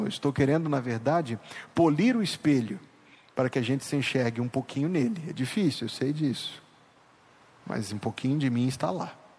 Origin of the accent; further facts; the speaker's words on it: Minas Gerais, Brazil; now in São Luís, Brazil; Ouro Preto, aquela cidade famosa lá do meu estado